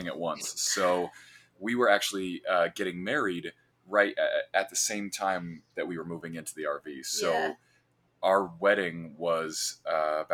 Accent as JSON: {"language": "English", "region": "central Illinois", "country": "United States", "said": "I am from a cornfield in central Illinois"}